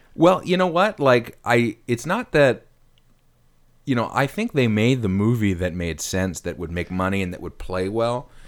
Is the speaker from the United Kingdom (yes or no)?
no; Ottawa, Ontario, Canada; I'm in my hometown in Ottawa